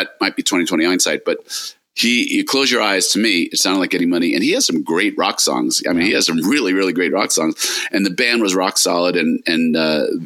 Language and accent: English; New York, United States; we're both from New York